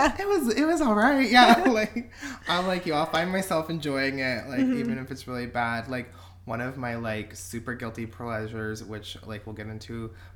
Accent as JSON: {"language": "English", "town": "Orlando", "region": "Florida", "country": "United States", "moved": "yes", "lives_now": "Los Angeles, United States", "said": "I'm 26, LA transplant from Orlando, Florida."}